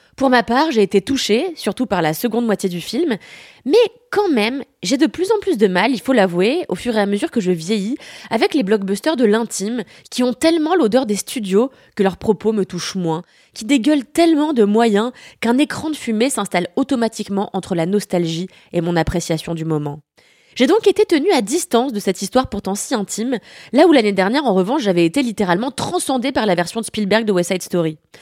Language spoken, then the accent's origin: French; France; also born or lived in Paris